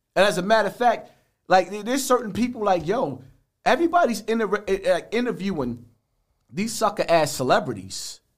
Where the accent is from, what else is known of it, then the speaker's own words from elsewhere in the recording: New York City, New York, United States; from Bronx River